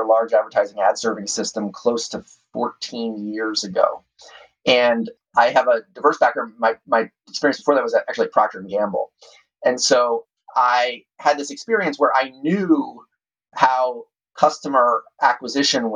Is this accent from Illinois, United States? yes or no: no; Doylestown, Pennsylvania, United States; moved away; my hometown of Doylestown, Pennsylvania